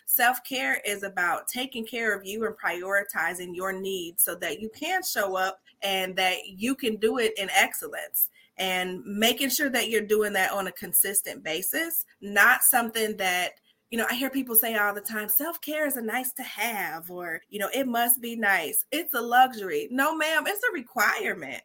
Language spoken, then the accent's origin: English; Chicago, Illinois, United States; Now I'm from Chicago